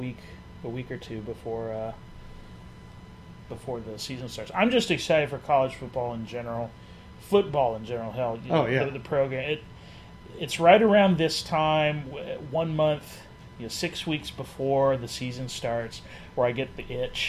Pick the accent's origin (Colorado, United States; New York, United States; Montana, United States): Colorado, United States; Denver; Most of my family are Broncos fans, because we're originally from the Denver area.